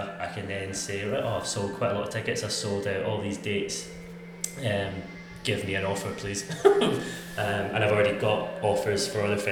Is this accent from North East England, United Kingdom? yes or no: no; Scotland, United Kingdom; being Scottish, I talk quite fast anyway